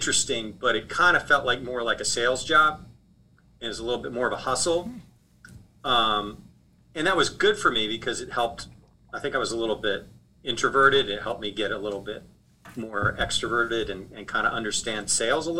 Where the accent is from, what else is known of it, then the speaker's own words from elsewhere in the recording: Boulder, Colorado, United States; moved away as an adult; also born or lived in Wisconsin; now in New Orleans, United States; I grew up in Boulder, Colorado, long way from New Orleans